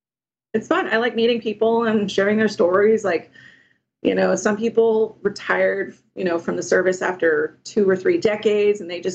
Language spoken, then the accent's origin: English; California, United States; if I ever moved back to my home state, I could join that state guard. I have no plans to move. But yeah, so there are a lot of options. Yeah, and it feels good to be back in uniform and serving the state and my fellow Californians.